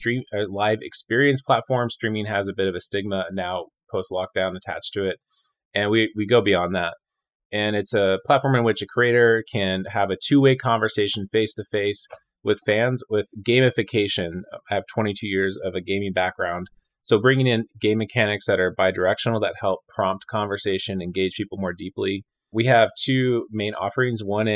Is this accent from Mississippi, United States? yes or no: no; California, United States; moved away as an adult; also born or lived in Chicago / Montreal / Edmonton / Austin; now in Richmond, United States; I came from Southern California, but I have lived all over Chicago, Montreal, Edmonton, Alberta, Austin, Texas.